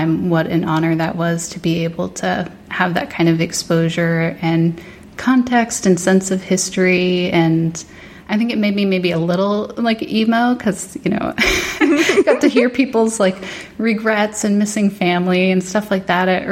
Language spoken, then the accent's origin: English; New Jersey, United States; also born or lived in Northern Virginia; We moved up, my mom, my brother, and I, to New Jersey to move in with my grandmother